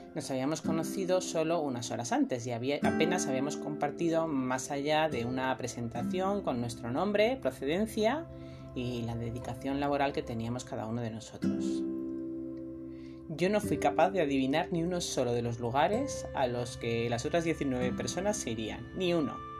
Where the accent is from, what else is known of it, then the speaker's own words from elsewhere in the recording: Almería, Andalusia, Spain; vengo de Almería